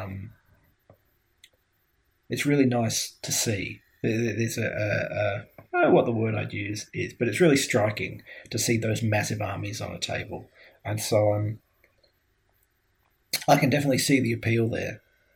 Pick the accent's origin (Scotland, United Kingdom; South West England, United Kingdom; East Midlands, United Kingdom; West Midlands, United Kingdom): Scotland, United Kingdom; Glasgow; I grew up in Glasgow